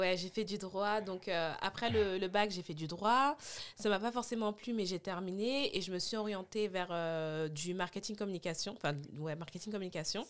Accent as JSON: {"language": "French", "area": "Puteaux", "region": "Île-de-France", "country": "France", "tie": "born or raised there", "said": "J'ai grandi à Puto"}